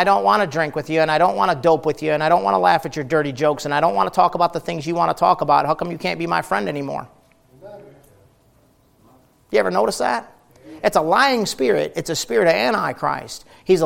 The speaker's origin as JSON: {"language": "English", "country": "United States", "said": "us Americans"}